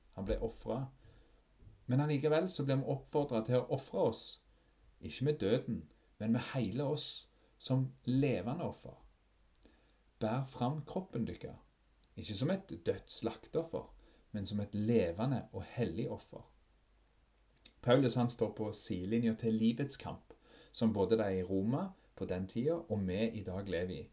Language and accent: Norwegian; Fogn, Ryfylke, Rogaland, Norway; den øya der jeg vokste opp, Fågen i Ryfylke